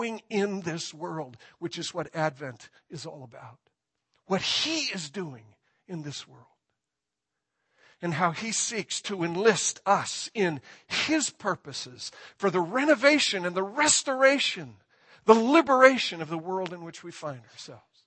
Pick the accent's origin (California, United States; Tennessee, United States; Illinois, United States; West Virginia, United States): Illinois, United States; near Chicago; I grew up near Chicago